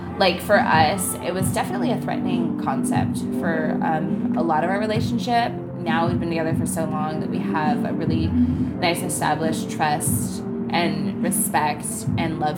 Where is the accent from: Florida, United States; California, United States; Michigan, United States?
California, United States; San Diego; moved away as an adult; now in Portland, United States; I recently visited my hometown a week ago, and I was actually overwhelmed for 2 days with the energy of how fast it was down there